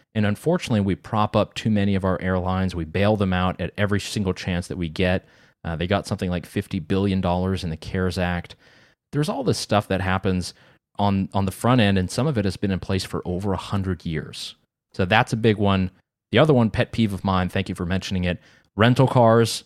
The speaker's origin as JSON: {"language": "English", "region": "North Carolina", "country": "United States", "tie": "born or raised there", "said": "in my hometown in North Carolina"}